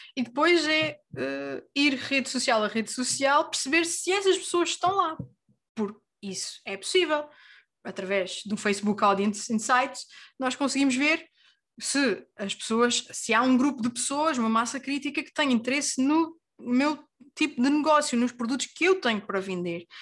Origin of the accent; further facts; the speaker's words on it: Terceira Island, Azores, Portugal; now in Lisbon, Portugal; nascida e criada na Ilha Terceira, nos Açores, a viver em Lisboa neste momento